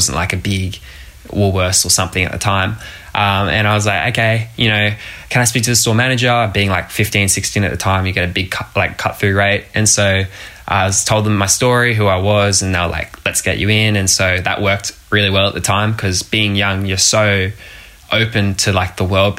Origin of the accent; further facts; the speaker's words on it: Gold Coast, Queensland, Australia; a 17-year-old entrepreneur from the Gold Coast